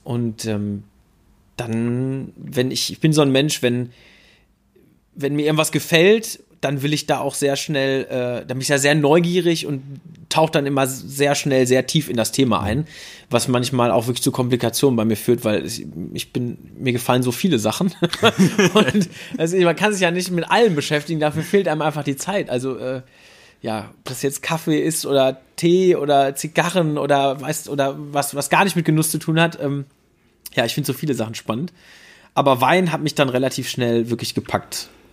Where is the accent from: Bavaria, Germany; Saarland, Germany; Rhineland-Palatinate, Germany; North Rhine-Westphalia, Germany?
North Rhine-Westphalia, Germany; Dortmund; also born or lived in Bochum; zehn Fahrradminuten von meinem, äh, von meinem Geburtsort entfernt